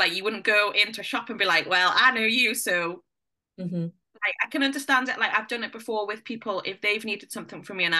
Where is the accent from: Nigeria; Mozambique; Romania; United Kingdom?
United Kingdom; Morpeth, North East England; now in near Alnwick, United Kingdom; I grew up in Morpeth